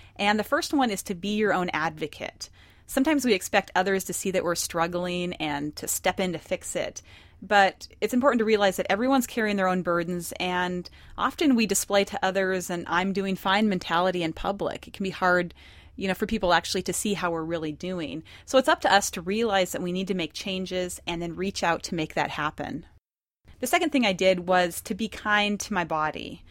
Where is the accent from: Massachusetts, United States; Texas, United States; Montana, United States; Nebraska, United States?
Montana, United States; moved away; I was born and raised in Montana, so we're very independent-minded there.